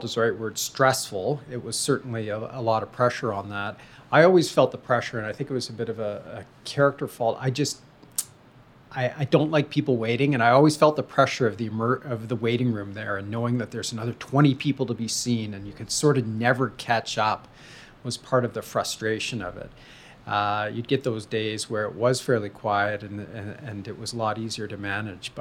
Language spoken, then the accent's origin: English; Belleville, Ontario, Canada; also born or lived in Kingston, Ontario; I grew up in Eastern Ontario